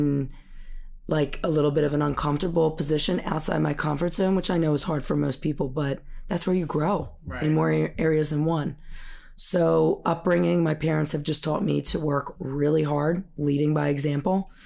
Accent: Holland, Pennsylvania, United States; I grew up in Holland, right in Bucks County

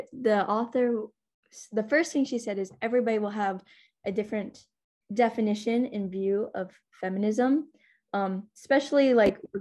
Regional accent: United States; I am 15 years old and a Palestinian American teen

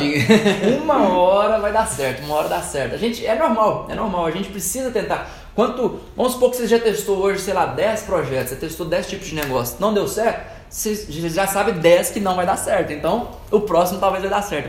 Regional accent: Divinópolis, Minas Gerais, Brazil; also born or lived in Lagoa da Prata; E eu nasci lá, né? Mas fui, é, basicamente a minha infância toda foi em Divinópolis

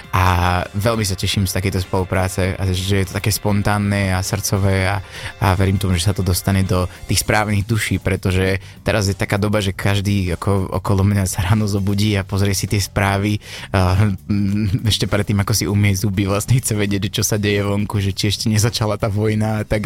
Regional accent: Liptovský Mikuláš, Žilina Region, Slovakia; u nás v Liptovskom Mikuláši žiadneho Šarkana nemali

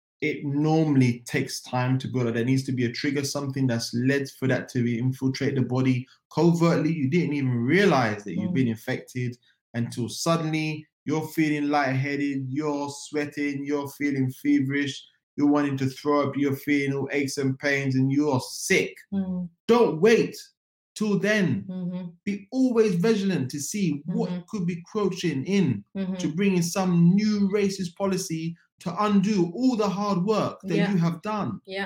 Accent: London, United Kingdom; moved away as an adult; now in Germany; a Black man in Europe, born and raised in London, now living in Germany

